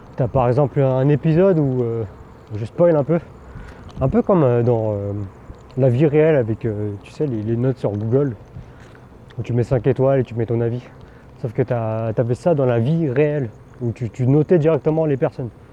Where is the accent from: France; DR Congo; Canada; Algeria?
France; first language Teochew; je parlais français parce que bah, j'étais, je suis né en France et j'étais dans un environnement français